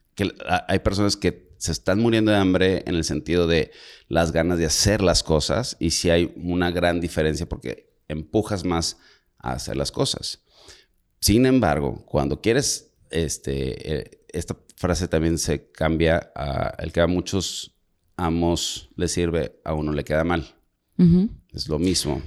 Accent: Monterrey, Nuevo León, Mexico; Yo como soy de rancho, de Monterrey

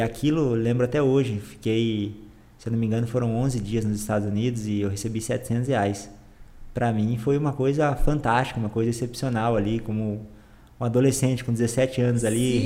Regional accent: Campo Grande, Mato Grosso do Sul, Brazil; also born or lived in Bonito; Sou, sou campograndense. Nasci aqui, cresci aqui

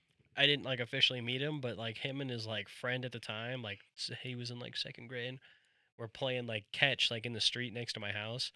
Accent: Nampa, Idaho, United States; I'm white, and I grew up in Nampa

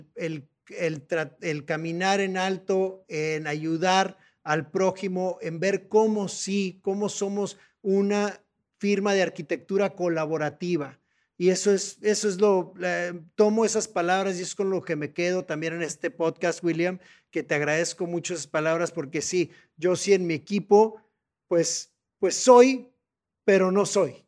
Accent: Mexico; como mexicanos

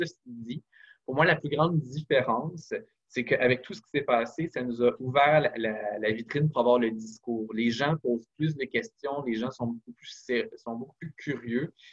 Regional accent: Quebec, Canada; utiliser notre voix pour, euh, évidemment, rappeler qu'on est québécois

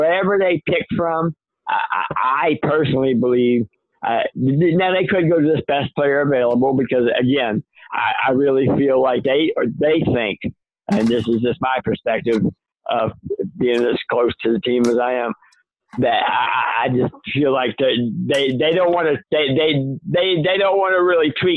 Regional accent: New Orleans, Louisiana, United States; I grew up in New Orleans. I'm born and raised here and grew up here

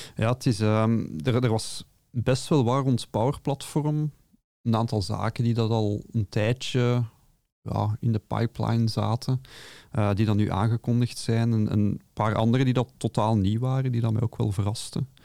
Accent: Belgium; accent: Brabantse tongval; mijn Brabantse tongval

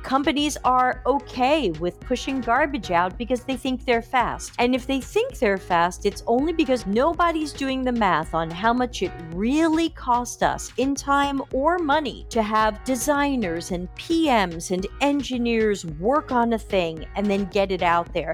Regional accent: United States; moved away as an adult; now in Sardinia, Italy; I was born and raised in America, which my accent gives away, and I've been living in Italy for over five years

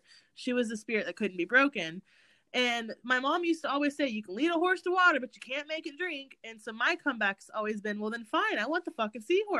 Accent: Texas, United States; born there; I was born in Hood County, and I'm from the ghetto

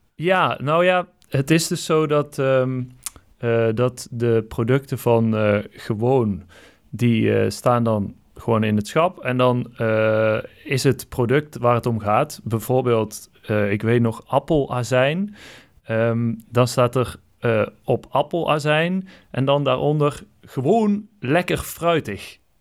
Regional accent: North Brabant, Netherlands; ik kom uit Brabant, dus dan is het, ik lees dat als gewoon, omdat die E, ja, wij zeggen dat ook wel eens zo, eh, Brabanders

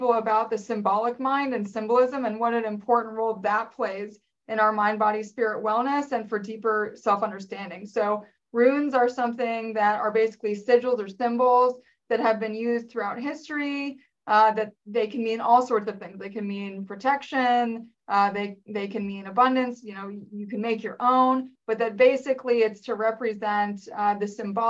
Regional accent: Northern Virginia, United States; I grew up in the Northern Virginia area, just outside of DC.

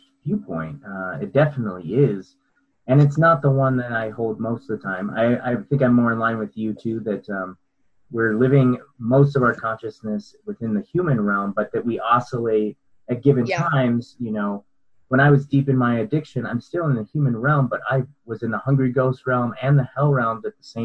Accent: Colorado, United States; I grew up in Colorado

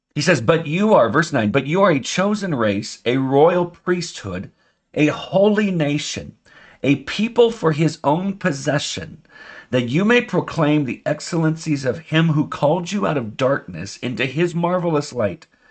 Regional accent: United States; I'm an American

